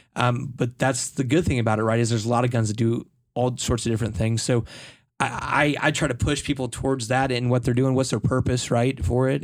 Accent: United States; as an American, right, I grew up learning about Colt.

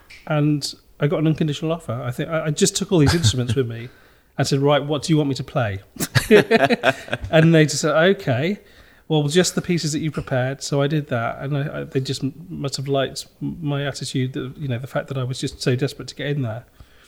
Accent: near Stafford, West Midlands, United Kingdom; also born or lived in London, Ontario, Canada / Rochdale; My mum and the three of us, my sisters, moved back to Nosal. Mm-hmm. And I grew up there. And then I studied, went to high school in Stafford

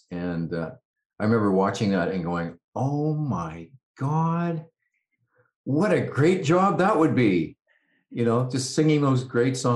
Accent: West Coast, Canada; So, yeah, so I'm a, I'm a Canadian, uh, West Coast dude, and uh, I love living here.

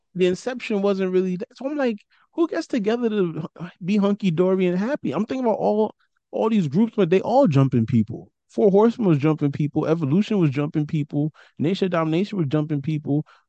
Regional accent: New York City, New York, United States; I'm from Brooklyn

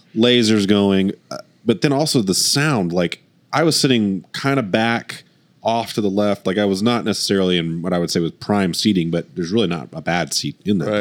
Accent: Oklahoma, United States; we're we're from Oklahoma

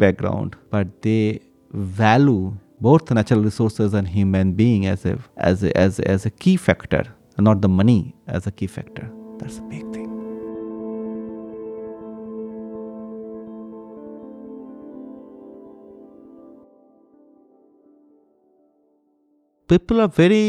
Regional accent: eastern India, India; also born or lived in Gujarat; we are from Eastern India, from India

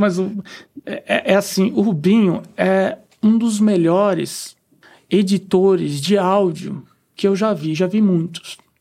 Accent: São Vicente, São Paulo, Brazil; moved away as an adult; also born or lived in Austria; Eu, eu sou natural de São Vicente mesmo, né? Litoral paulista

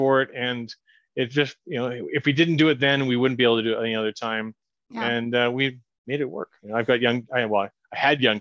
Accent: Kelowna, British Columbia, Canada; the people I know in my hometown

